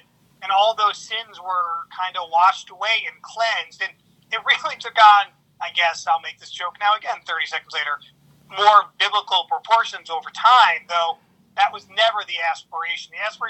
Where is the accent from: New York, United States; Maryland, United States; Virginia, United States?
New York, United States; Binghamton; moved away as an adult; also born or lived in Albany, New York; now in Chicago, United States; So I grew up in Binghamton, went to SUNY Albany.